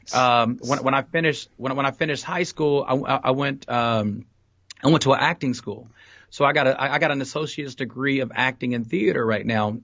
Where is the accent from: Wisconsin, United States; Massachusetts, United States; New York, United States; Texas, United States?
Texas, United States; Fort Worth; also born or lived in San Jose, California; I'm from Fort Worth, Texas, uh, born and raised, um, on the east side of Fort Worth